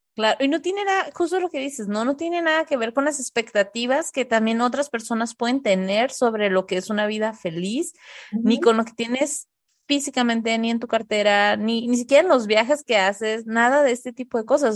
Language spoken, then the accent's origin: Spanish; Tijuana, Baja California, Mexico; moved away as an adult; also born or lived in Monterrey; nosotros somos de Tijuana, nos fuimos a vivir un tiempo a Monterrey